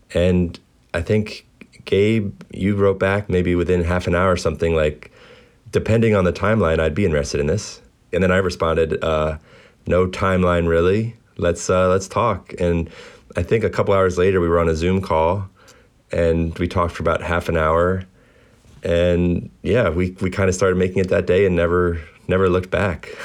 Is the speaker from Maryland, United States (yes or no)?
yes; Baltimore, Maryland, United States; Baltimore is home these days. I grew up here